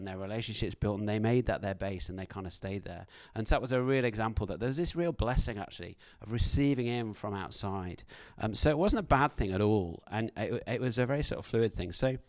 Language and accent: English; United Kingdom; As a British person, I find public confrontation very, very difficult to deal with.